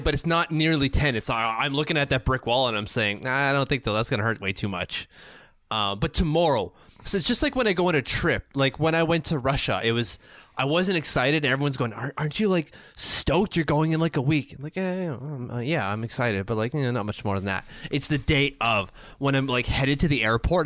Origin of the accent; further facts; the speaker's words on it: Canada; I'm a Canadian